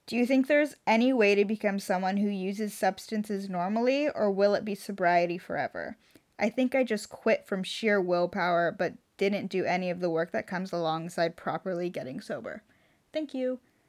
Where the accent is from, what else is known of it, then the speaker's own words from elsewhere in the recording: Southern California, United States; I'm from Southern California.